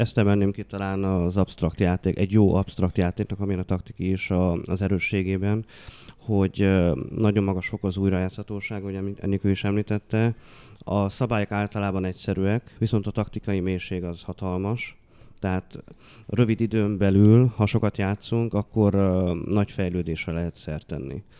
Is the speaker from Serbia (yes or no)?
no; Odorheiu Secuiesc, Harghita County, Romania; now in Cluj-Napoca, Romania; Hát én udvarhelyi vagyok, ugye, de hogy, ö, Kolozsváron tevékenykedem